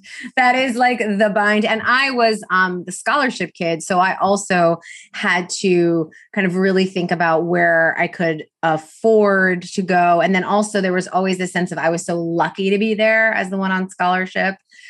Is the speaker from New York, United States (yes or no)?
yes; New York City, New York, United States; I grew up in New York City, and so it was a private kind of Ivy prep for the English part, and then this like six other subjects for the religious part.